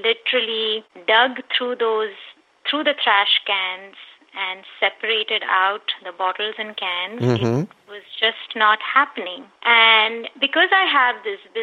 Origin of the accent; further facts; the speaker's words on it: India; moved away as an adult; now in San Diego, United States; I was born and brought up in India.